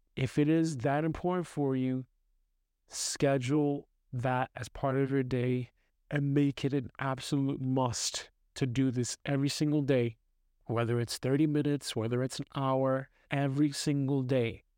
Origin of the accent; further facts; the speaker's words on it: New York City, New York, United States; now in Austria; I'm growing up in New York City